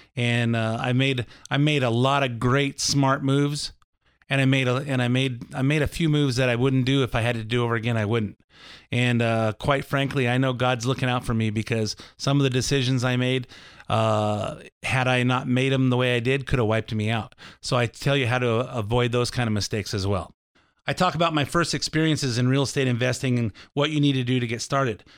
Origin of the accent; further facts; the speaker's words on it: Lakewood, United States; growing up in Lakewood